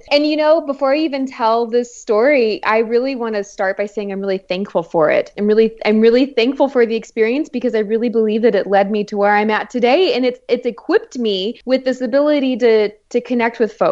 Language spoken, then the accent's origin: English; San Antonio, Texas, United States; i born and raised in San Antonio, Texas.